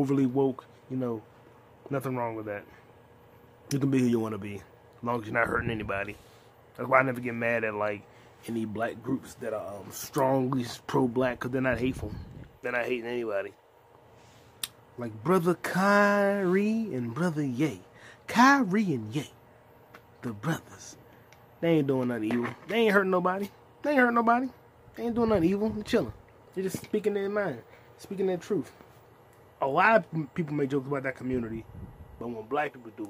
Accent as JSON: {"language": "English", "country": "United States", "said": "I'm black, I'm American, foundational black American"}